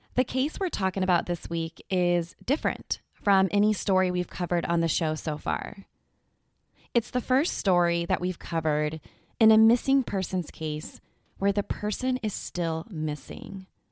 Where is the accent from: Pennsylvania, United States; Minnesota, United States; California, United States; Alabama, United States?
California, United States; Southern; I am from Southern California